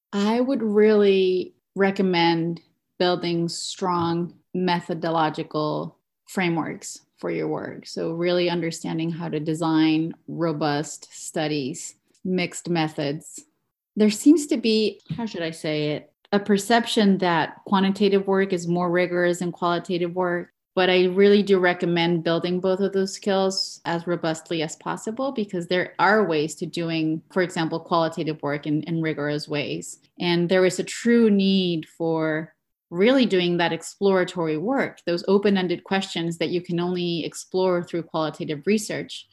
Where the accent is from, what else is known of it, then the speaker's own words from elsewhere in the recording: Mexico; moved away as an adult; now in New York, United States; I was born and raised in Mexico, where I achieved a B A in communications and digital media